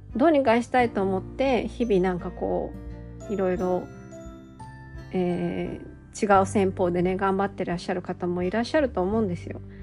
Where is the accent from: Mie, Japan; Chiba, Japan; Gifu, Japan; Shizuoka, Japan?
Gifu, Japan; 私は岐阜県生まれの岐阜県育ちの生粋な岐阜県人で